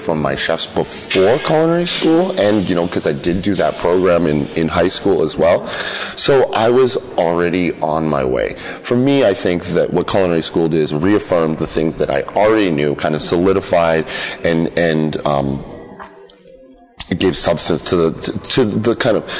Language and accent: English; Lowell, Massachusetts, United States; I grew up north of Boston in Lowell, Massachusetts